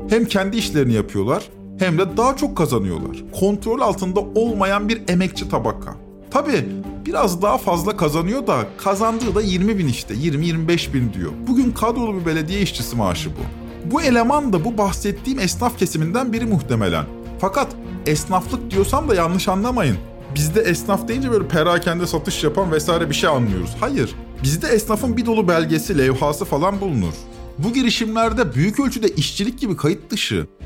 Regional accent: Syria; now in Turkey; Yok ben Suriyeliyim.

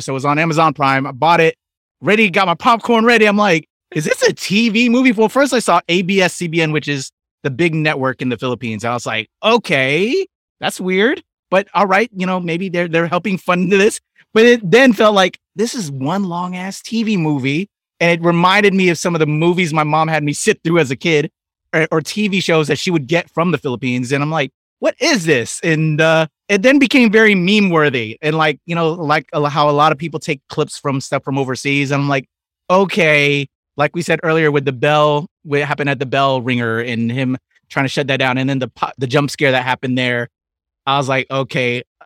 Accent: United States; I'm an American kid growing up here

